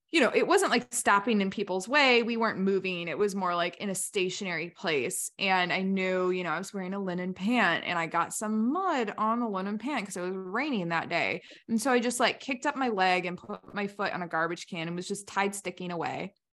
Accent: United States; I'm just American through and through

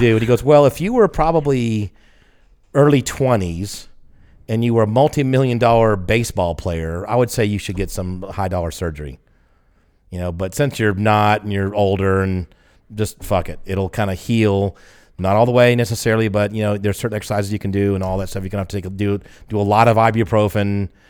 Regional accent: the South, United States; I'm from the South

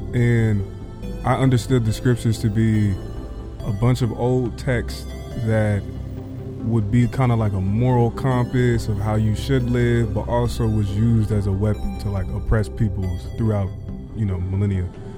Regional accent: Philadelphia, Pennsylvania, United States; growing up in Philly, I was raised in, like, I think we talked about this, like, mm-hmm, a black identity cult called the 5% Nation.

